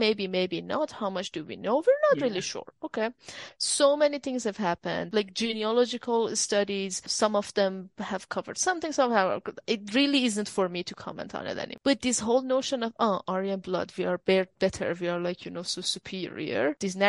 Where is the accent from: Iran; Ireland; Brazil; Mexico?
Iran; now in Australia; I'm white. What are you talking about? Look at my skin. Like the vocabulary that I was raised on in Iran